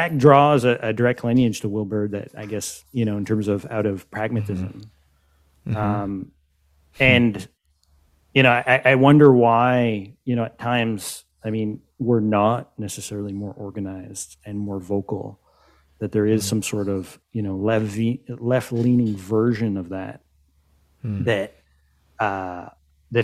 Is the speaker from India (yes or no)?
no; Canada; But I mean, as North Americans, I mean, I'm Canadian.